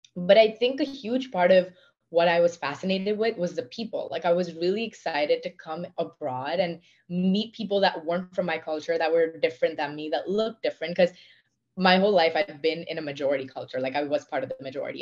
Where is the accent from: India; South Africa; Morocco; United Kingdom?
India; accent: Indian; moved away; also born or lived in Pennsylvania, United States; I was one of the few, if not the only women from my country